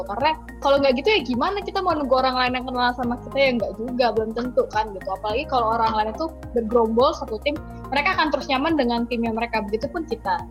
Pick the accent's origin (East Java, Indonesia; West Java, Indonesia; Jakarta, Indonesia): Jakarta, Indonesia; Aku dari Jakarta